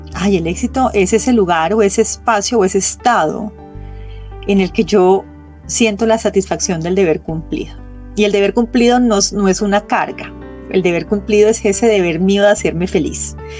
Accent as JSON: {"language": "Spanish", "country": "Colombia", "moved": "yes", "said": "yo viví tanto tiempo fuera de Colombia que para mí mi café era un ritual que me acercaba a mi tierra"}